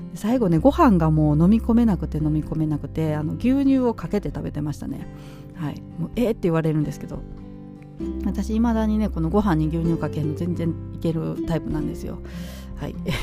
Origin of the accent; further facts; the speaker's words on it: Nara, Japan; moved away; 実家がねうどん屋なんですけれども